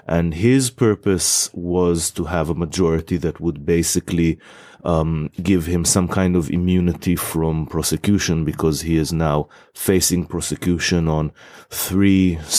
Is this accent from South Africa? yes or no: no; Israel; moved away as an adult; now in England, United Kingdom; I'm originally from Israel